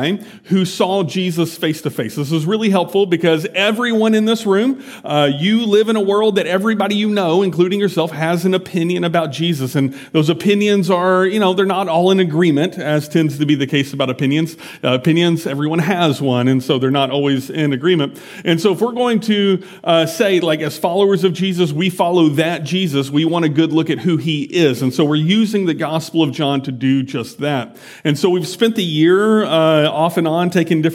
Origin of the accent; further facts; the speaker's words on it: United States; I'm an American